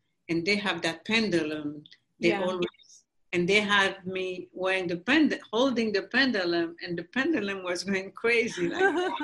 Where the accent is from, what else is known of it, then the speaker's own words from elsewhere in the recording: Haiti; moved away as an adult; now in United States; I grew up in Haiti, we grew up on mangoes, avocados